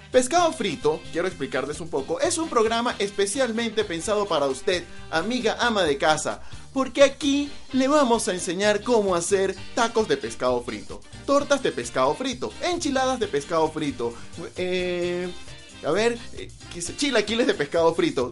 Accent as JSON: {"language": "Spanish", "region": "eastern Venezuela", "country": "Venezuela", "said": "soy venezolano, y en el oriente de Venezuela, de donde vengo precisamente"}